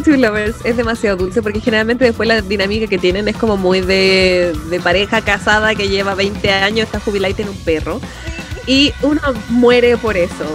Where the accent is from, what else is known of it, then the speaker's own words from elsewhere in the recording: Chile; Nosotros como chilenos